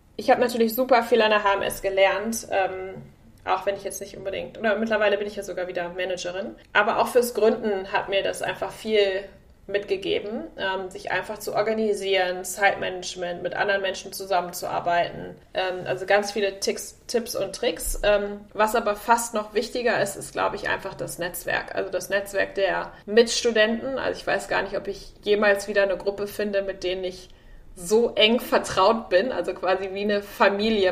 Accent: Münster, North Rhine-Westphalia, Germany; moved away as an adult; now in San Francisco, United States; ich komme aus Münster, also ich bin quasi das Mädchen vom Lande

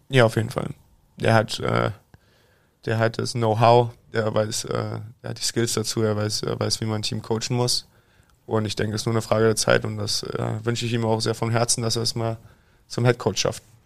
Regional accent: Berlin, Germany; moved away as an adult; now in Iserlohn, Germany; ich liebe die Stadt, meine Heimat, ist meine Heimatstadt

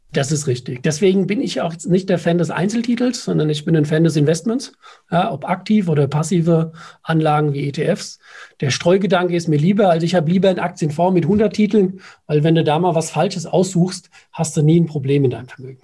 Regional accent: Nackenheim, Rhineland-Palatinate, Germany; Ich bin ein Nackenheimer.

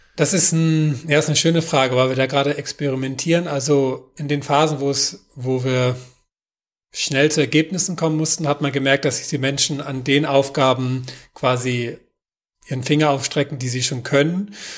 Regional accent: Northern Germany, Germany; now in Kirnhalden, Germany; Mein persönlicher Widerstand als Norddeutscher

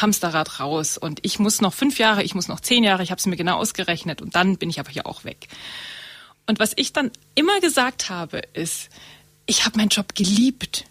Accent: Murnau, Bavaria, Germany; also born or lived in Munich; Ich komme aus Murnau.

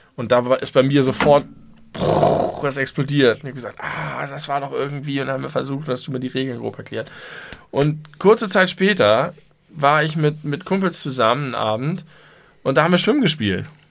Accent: Hamburg, Germany; ich komme aus Hamburg

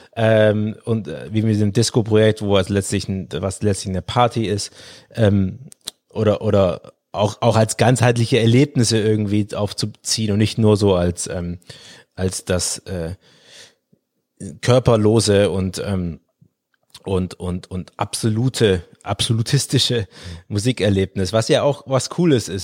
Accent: Swabia, Baden-Württemberg, Germany; ich bin im Schwäbischen aufgewachsen

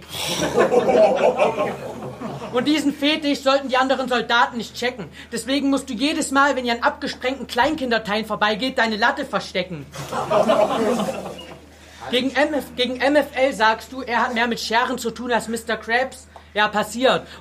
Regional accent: Chemnitz, Saxony, Germany; Ja, ich komme aus Chemnitz und ich stehe dazu, aber wenn du mich darauf ansprichst, dass unsere Heimat von uns beiden in Sachsen liegt

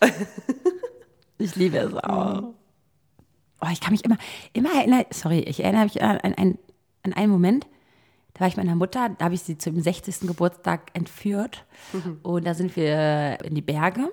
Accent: Berlin, Germany; Berlin geil. Ich, ist meine Heimat

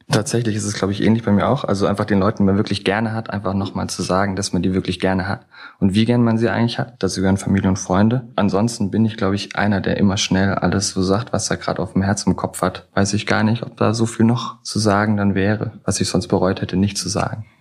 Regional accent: Germany; aufgewachsen am Bodensee, da auch geboren.

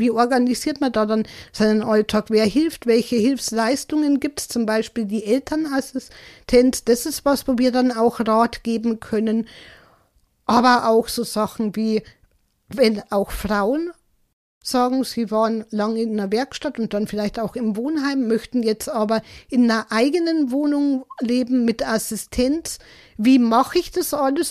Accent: Germany; bei uns in Deutschland

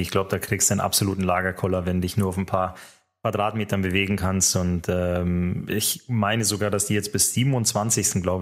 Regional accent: Finland; Aber alle werden es mir verzeihen, dass ich natürlich ähm, meinem Heimatland Finnland eben auch die Daumen drücken muss.

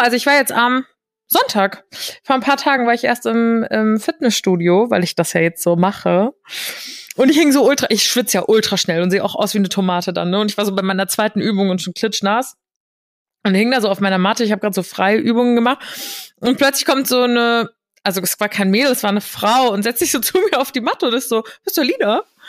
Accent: Hesse, Germany; ich bin ja gebürtige Hessin

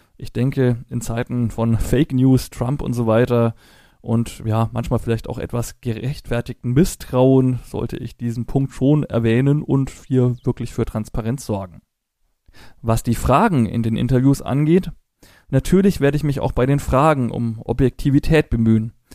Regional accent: Franconia, Germany; Als Franke spreche ich Englisch very well

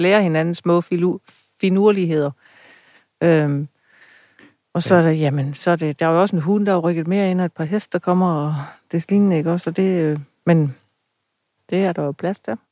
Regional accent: Funen, Southern Denmark, Denmark; jeg var fra Fynsland af

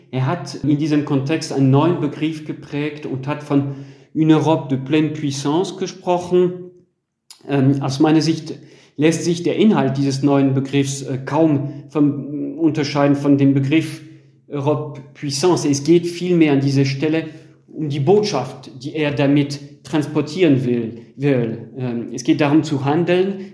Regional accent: France; bei uns in Frankreich

